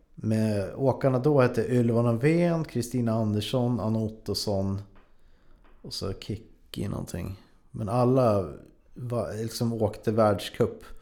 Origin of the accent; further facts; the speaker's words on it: Frösön, Jämtland, Sweden; Jag kommer från Jämtland, mm. en, ett ställe som heter Frösön.